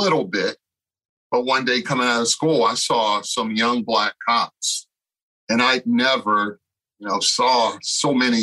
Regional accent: Baltimore, Maryland, United States; I was born and raised in West Baltimore, not the best community

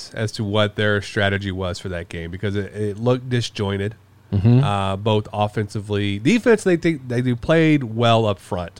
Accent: Houston, Texas, United States; I grew up in Houston in the mid-90s. And so I was a diehard Rockets fan.

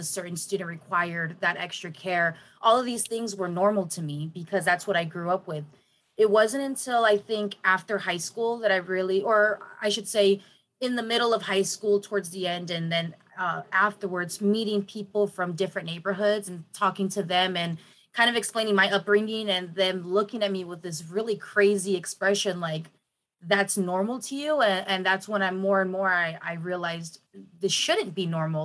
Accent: San Diego, California, United States; I grew up in Logan Heights.

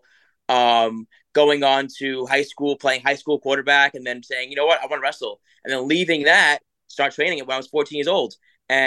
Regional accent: New York City, New York, United States; I live South Shore, Staten Island, beautiful area, very, very friendly family area

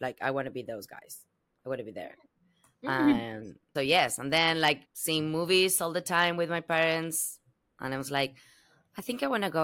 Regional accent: Buenos Aires, Argentina; English is a second language; moved away as an adult; now in Los Angeles, United States; I'm originally from Argentina, from Buenos Aires, the world's champion

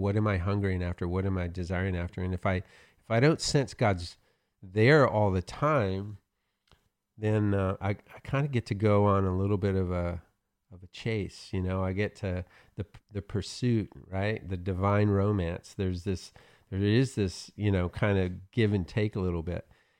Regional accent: Oklahoma, United States; I'm from Oklahoma, so we have those.

